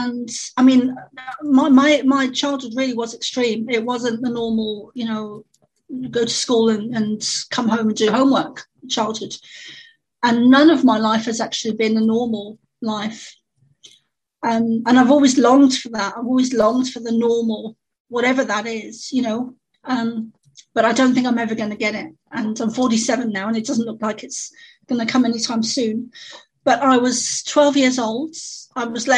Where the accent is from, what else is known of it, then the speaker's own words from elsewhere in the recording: London, United Kingdom; I grew up in London, in the East End, which would be similar to the equivalent of the Bronx